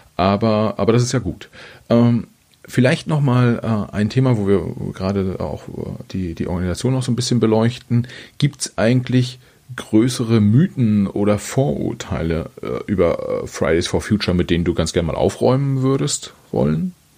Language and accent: German; Germany; als Deutscher